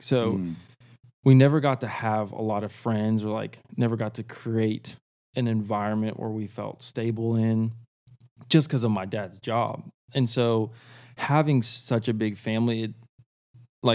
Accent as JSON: {"language": "English", "region": "Kansas", "country": "United States", "tie": "born there", "lives_now": "Nashville, United States", "said": "So I was born in Kansas. I like to claim that, but I really didn't live there that long."}